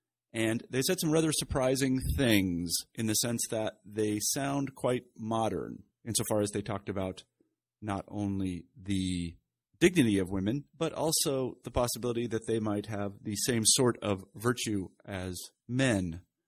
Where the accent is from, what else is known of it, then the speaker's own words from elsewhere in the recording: Kansas, United States; I'm from Kansas, so I'm on the other side of that fanatical divide.